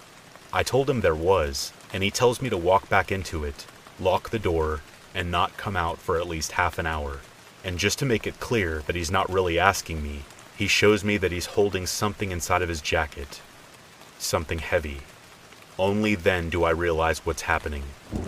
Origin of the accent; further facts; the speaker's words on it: Illinois, United States; Since we're from Illinois, the popular destination of Bachelor's Grove Cemetery immediately came to mind, and it was settled upon.